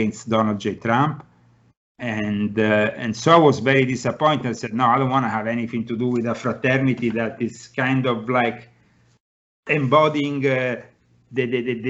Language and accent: English; Italy; now in United States; I come from Italy, I didn't know anybody here